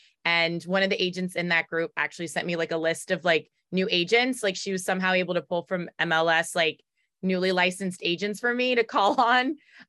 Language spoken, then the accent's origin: English; Raleigh, North Carolina, United States; accent: Baltimore; now in Baltimore, United States; My background, I grew up in Raleigh, North Carolina, so I'm from the South, but my dad's from New York, my mom's from France.